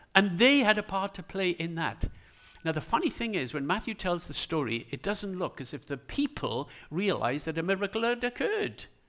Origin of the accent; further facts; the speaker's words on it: Wales, United Kingdom; as a Welsh person, I call them ears